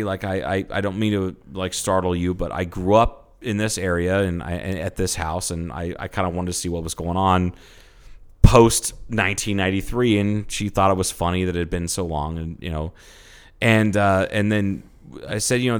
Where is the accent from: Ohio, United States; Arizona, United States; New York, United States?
Arizona, United States; And I'm like, I'm from Arizona.